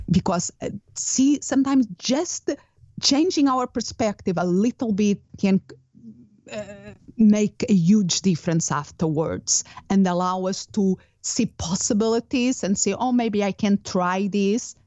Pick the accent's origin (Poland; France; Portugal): Portugal; English is a second language; moved away as an adult; also born or lived in United Kingdom / Spain; now in Phoenix, United States; Originally, I'm from Portugal